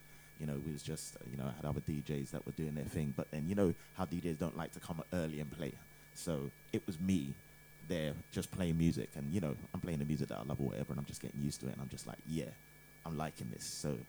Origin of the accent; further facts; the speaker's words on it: United Kingdom; also born or lived in Ghana; I'm from Ghana, but born here, and yeah, got into soca around I don't know 14 or something like that.